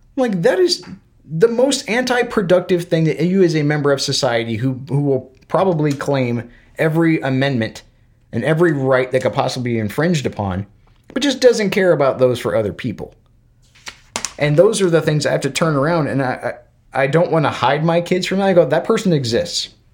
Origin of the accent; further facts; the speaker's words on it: Florida, United States; moved away as an adult; also born or lived in Alabama / Georgia; now in Kentucky, United States; growing up in the South. In, in Florida, I've lived in Alabama and Georgia and now Kentucky